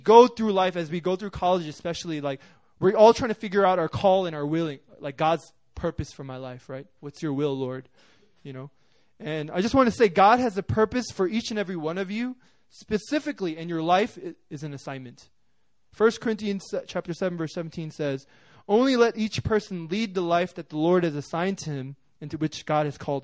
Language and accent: English; New York City, New York, United States; I'm from New York